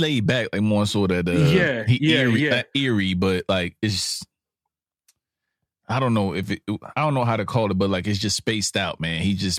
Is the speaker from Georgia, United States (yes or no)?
no; Brooklyn, New York, United States; I'm from Brooklyn.